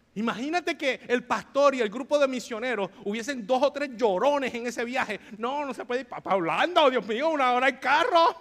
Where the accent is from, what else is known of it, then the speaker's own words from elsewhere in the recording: Bayamón, Puerto Rico; yo soy de Bayamón, Puerto Rico